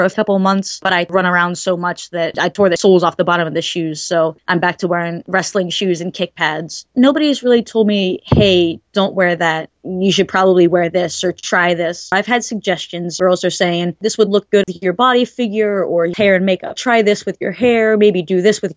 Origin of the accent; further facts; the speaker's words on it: Ohio, United States; I am from Ohio as well